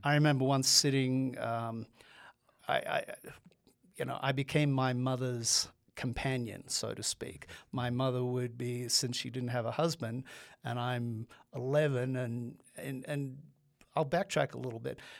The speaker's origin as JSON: {"language": "English", "country": "Australia", "tie": "born or raised there", "moved": "as an adult", "said": "I'm an immigrant. I grew up in Australia. I came over here when I was on my nineteenth birthday to, um, go to college"}